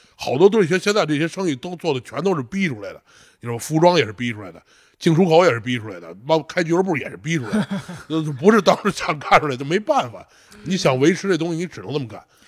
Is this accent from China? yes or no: yes; China; 我说中国人